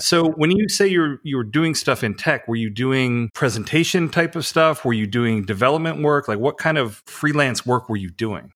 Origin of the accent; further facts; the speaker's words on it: United States; I'm an American